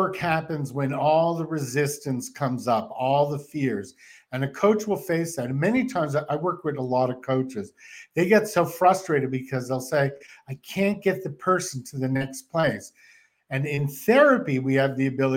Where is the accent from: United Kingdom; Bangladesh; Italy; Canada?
Canada; moved away; I'm from Canada